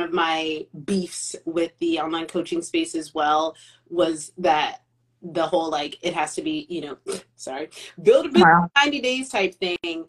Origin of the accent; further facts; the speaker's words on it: United States; We grew up in America